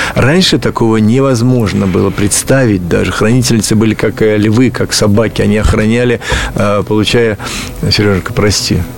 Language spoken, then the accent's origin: Russian; Ulyanovsk, Ulyanovsk Oblast, Russia; в Ульяновский музей, откуда я родом